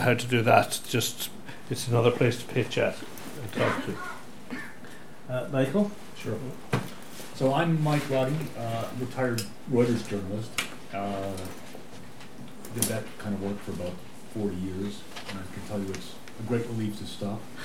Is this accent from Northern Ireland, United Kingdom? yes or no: yes; Belfast, Northern Ireland, United Kingdom; also born or lived in Dublin, Ireland; now in Paris, France; I was born in Dublin and brought up in Belfast